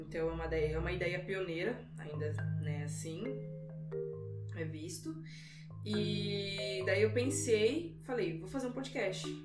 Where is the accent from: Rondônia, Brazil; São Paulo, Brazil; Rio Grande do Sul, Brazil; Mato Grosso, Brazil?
Rondônia, Brazil; Vilhena; Eu sou natural de Vilhena, interior de Rondônia. Todo o meu olhar que eu tenho para o mundo, ele é investido é, dessa minha vivência toda no interior de Rondônia